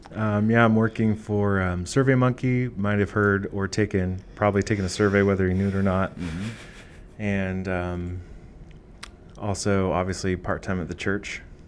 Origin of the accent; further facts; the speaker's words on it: Boring, Oregon, United States; also born or lived in Eugene, Oregon; I actually grew up in Boring, Oregon. Um, I was technically born in Eugene